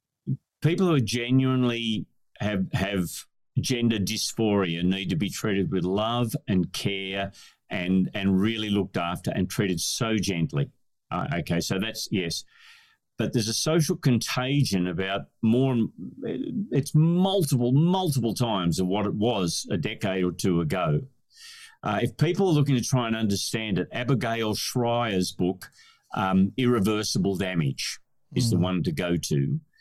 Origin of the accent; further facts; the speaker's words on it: Scotland, United Kingdom; You wear a kilt as a Scotsman, it's not... It's just a different expression of gender.